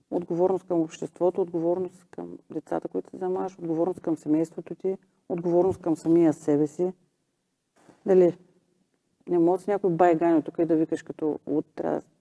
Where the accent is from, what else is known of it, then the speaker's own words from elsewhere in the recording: Bulgaria; Аз и по себе си го знам, че ние като българи не сме, нали, гордеем се с Христотичко, Вали Орнов, Стев Костадинова.